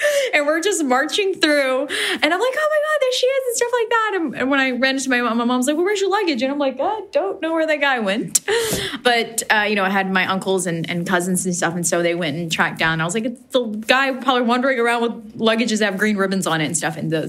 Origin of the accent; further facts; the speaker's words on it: Afghanistan; Like, I'm from Afghanistan and I couldn't travel in Afghanistan by myself.